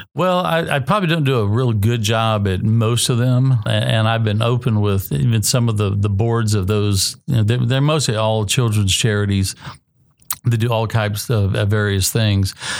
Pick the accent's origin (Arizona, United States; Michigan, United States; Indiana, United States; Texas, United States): Texas, United States; College Station; moved away; also born or lived in Sonoma County, California; I'm from College Station, Texas